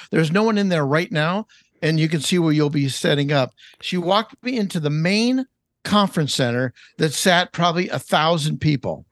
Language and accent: English; Los Angeles, California, United States; I grew up in Los Angeles, California. That's, that's my home, born and raised